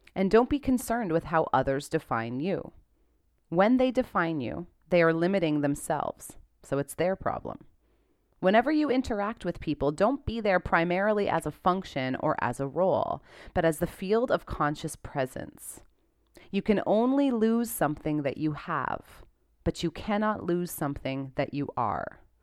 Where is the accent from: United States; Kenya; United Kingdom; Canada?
Canada; I'm a Canadian